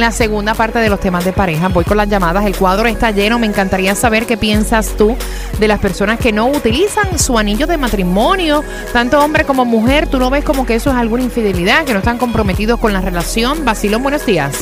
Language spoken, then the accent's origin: Spanish; Argentina; acá en, Argentina